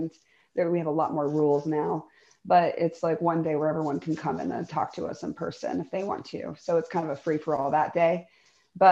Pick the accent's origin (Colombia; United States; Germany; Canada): United States; St. Petersburg, Florida; moved away as an adult; also born or lived in Portland; St. Petersburgans, as we call ourselves